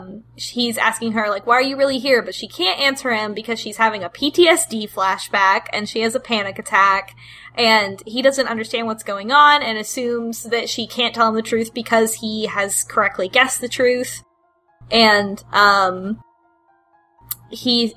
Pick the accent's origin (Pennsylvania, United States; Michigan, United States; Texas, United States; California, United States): Texas, United States; I'm from Texas